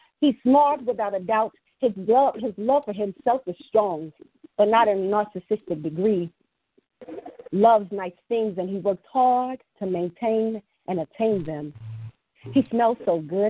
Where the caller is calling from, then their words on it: Illinois, United States; I'm calling from Illinois